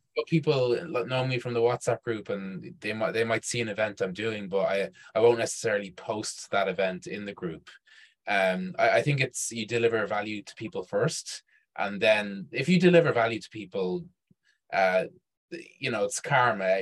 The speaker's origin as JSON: {"language": "English", "town": "Dublin", "region": "Leinster", "country": "Ireland", "also_born_or_lived": "Chile", "said": "I'm from Dublin."}